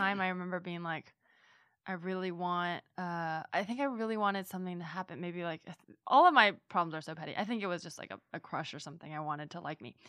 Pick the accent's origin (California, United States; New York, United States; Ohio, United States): California, United States; Bay Area; growing up in the Bay Area